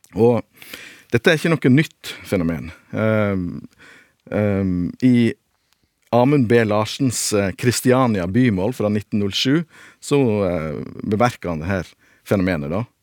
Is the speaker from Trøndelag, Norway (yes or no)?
no; Sogn, Vestland, Norway; accent: Sognamål; jeg snakker sognamål.